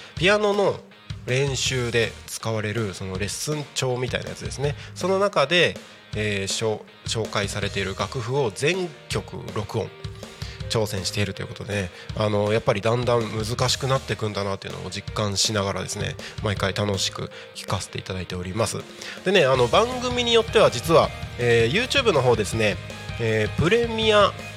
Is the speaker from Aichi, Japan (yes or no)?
no; Takko, Aomori, Japan; moved away as an adult; also born or lived in Morioka, Iwate Prefecture; now in Tako, Japan; 僕が生まれ育った、まあ、青森県の田子町だったりとか、えー、岩手県盛岡市あたりは